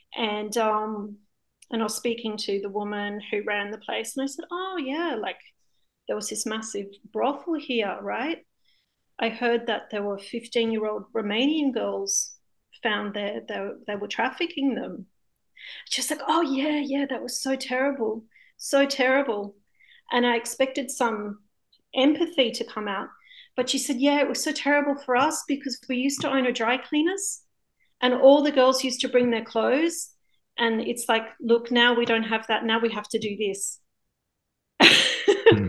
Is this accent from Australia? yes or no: yes; Australia; now in Spain; I'm a filmmaker living in Spain. Um, I'm from Australia originally